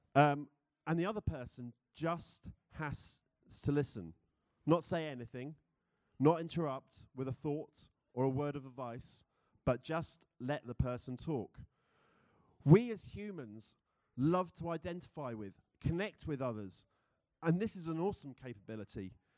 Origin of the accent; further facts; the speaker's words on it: United Kingdom; accent: British; now in United States; being a Brit in America